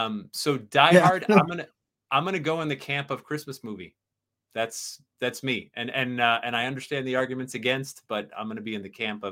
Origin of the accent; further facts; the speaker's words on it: Sandy Hook, Connecticut, United States; I was the young whippersnapper growing up in Sandy Hook, Connecticut, and the town next to Sandy Hook is Monroe, Connecticut, which is where Ed and Lorraine Warren live.